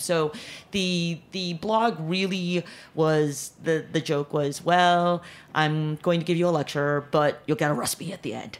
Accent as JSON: {"language": "English", "town": "Chicago", "region": "Illinois", "country": "United States", "tie": "born or raised there", "also_born_or_lived": "Korea / New York", "moved": "yes", "said": "grew up uh, in chicago most of my years"}